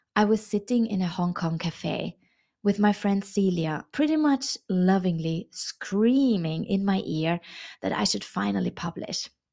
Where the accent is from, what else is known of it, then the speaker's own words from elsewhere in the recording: Vienna, Austria; moved away as an adult; also born or lived in China; how my reintegration in my hometown Vienna is going after 13 years abroad in China